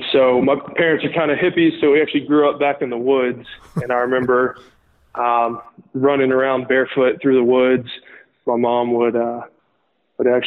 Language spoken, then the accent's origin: English; Lookout Mountain, Georgia, United States; also born or lived in Chattanooga, Tennessee / Athens, Georgia; I grew up in Chattanooga, Tennessee, which is right on the corner of the Georgia and Alabama state lines. And so I actually grew up on Lookout Mountain, Georgia, which is right across the line from Chattanooga, Tennessee